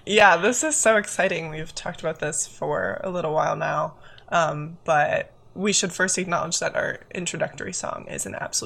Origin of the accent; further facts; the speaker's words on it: Silicon Valley, California, United States; moved away as an adult; now in Seattle, United States; I use she/her pronouns, and I grew up in the Silicon Valley, on Ohlone land, and I now spend majority of the year living on the lands of the Duwamish tribe, the first people of Seattle, where I'm a senior at the University of Washington.